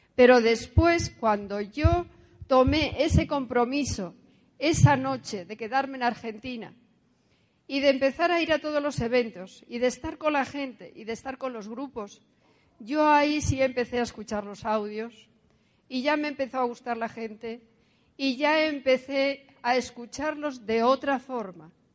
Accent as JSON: {"language": "Spanish", "region": "Asturias", "country": "Spain", "tie": "born or raised there", "said": "nací en España, en Asturias. Soy hija única, hija de un militar y una de casa. Eh, estudié en un colegio religioso."}